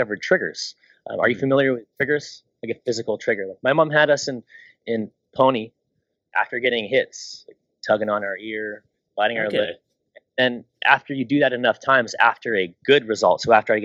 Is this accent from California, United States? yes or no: yes; Long Beach, California, United States; I grew up in Long Beach, California